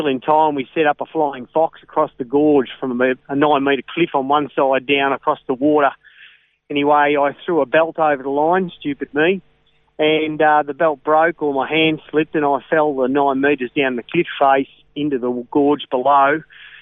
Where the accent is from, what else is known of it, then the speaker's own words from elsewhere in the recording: Ballarat, Victoria, Australia; I was born in Victoria, spent most of my life and was raised in Ballarat